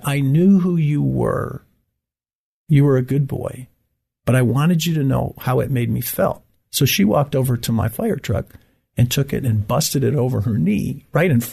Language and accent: English; Great Lakes, United States; moved away as an adult; now in Abilene, United States; I grew up in the Great Lakes